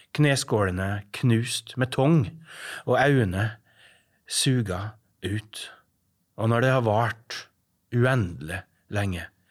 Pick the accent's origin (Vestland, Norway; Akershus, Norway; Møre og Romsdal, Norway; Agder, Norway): Møre og Romsdal, Norway; Averøya; moved away; also born or lived in Estonia; Jeg er fra Averøya